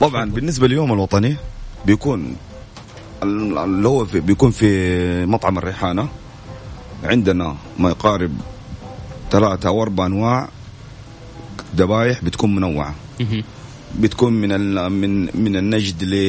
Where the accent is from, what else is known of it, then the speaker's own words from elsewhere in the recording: Saudi Arabia; إحنا كشباب سعوديين